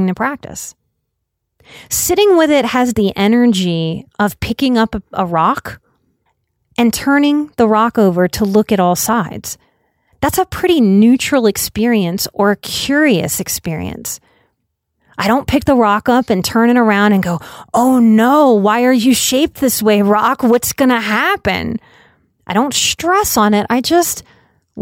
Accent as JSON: {"language": "English", "country": "United States"}